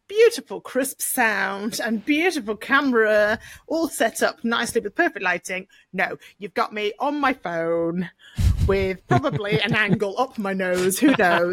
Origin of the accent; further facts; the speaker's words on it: United Kingdom; we're British